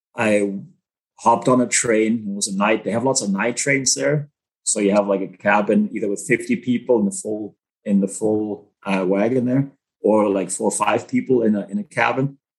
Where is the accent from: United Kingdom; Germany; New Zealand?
Germany; English is a second language; moved away as an adult; also born or lived in Manitoba / Australia; now in Canada; born and raised in Germany, um, on a small farm, 10 acres, five cows, couple horses, 10 chicken and a goat.